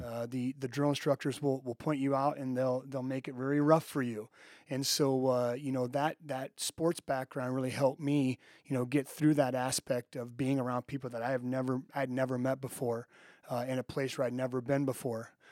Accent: Eagle Grove, Iowa, United States; Went back to Eagle Grove, my hometown

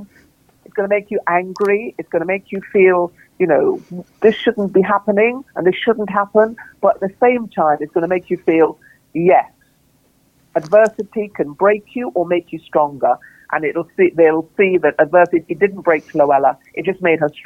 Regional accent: Trinidad & Tobago; moved away; I grew up in this incredible environment of vibrancy of Trinidad

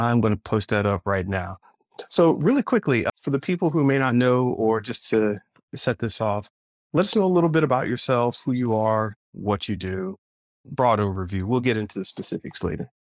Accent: Florida, United States; I was raised in Florida

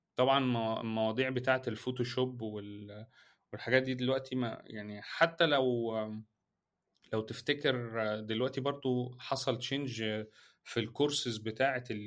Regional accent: Egypt; احنا عندنا في مصر

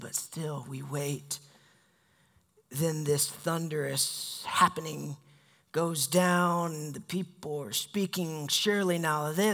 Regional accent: the South, United States; I grew up Baptist in the South

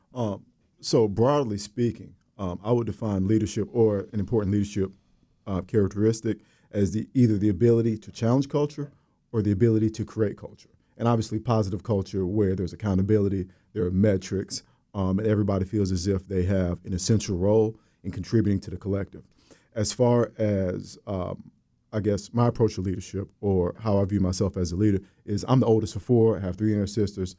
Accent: Orlando, Florida, United States; moved away as an adult; also born or lived in West Virginia; from Orlando, Florida, I'm from the West Side. Um, proud alum of Maynard Evans High School.

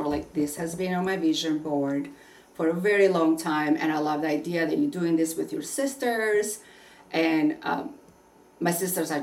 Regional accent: Albania; English is a second language; now in United States; most of my life growing up in Albania

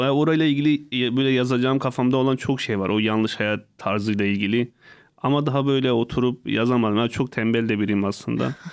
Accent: Hasköy, Muş Province, Turkey; Hazköy ilçesi Gökyazı köyünde ve birinci sınıfa kadar hiç böyle e, insan arasında çıkmadım

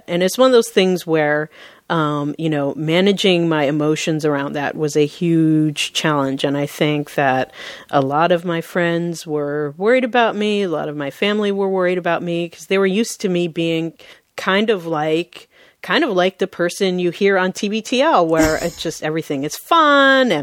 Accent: Seattle, Washington, United States; I was born and raised in Seattle, and I still work here in Seattle.

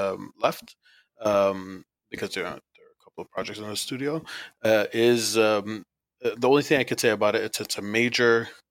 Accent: Montreal, Quebec, Canada; also born or lived in Baghdad, Iraq; I'm actually born in Iraq. Baghdad, Iraq, and moved to Canada when I was about 5 years old, so 33 years ago, Montreal, Canada, to be specific, and I've lived here ever since.

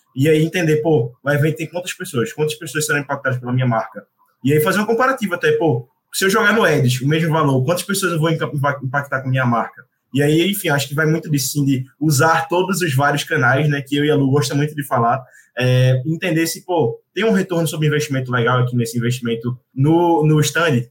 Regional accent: Recife, Pernambuco, Brazil; eu sou de Recife

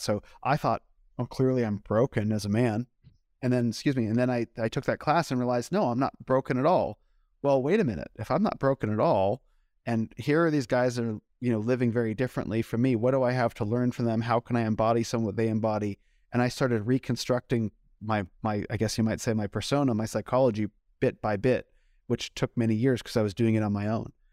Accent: United States; growing up in America

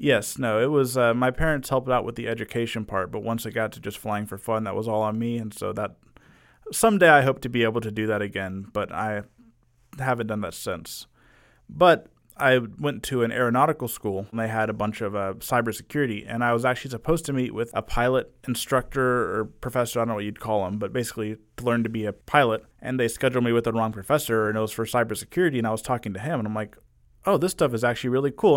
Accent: Arlington, United States; been in Arlington all my life, went away for college for about two years

